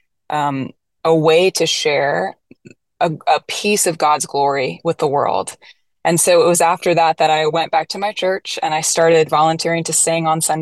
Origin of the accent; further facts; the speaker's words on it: Florida, United States; moved away as an adult; also born or lived in Nashville, Tennessee; I grew up in Florida